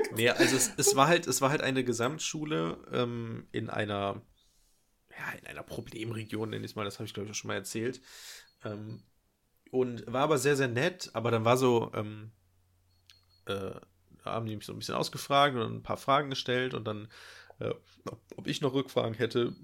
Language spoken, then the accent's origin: German; Nettetal, North Rhine-Westphalia, Germany; moved away; an meiner Heimat ähm, dran, also Nettetal.